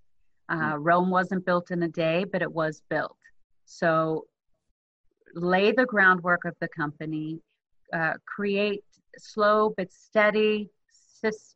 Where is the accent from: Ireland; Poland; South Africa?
South Africa; now in United States; So I'm originally from South Africa, but I've been in the U.S. for a long time now